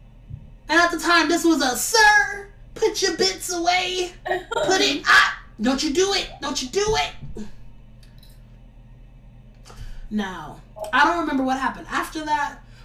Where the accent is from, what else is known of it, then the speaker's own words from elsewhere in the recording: Los Angeles, California, United States; I'm from Watts, California